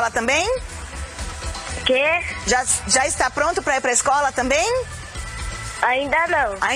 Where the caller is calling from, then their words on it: São Paulo, Brazil; Em São Paulo.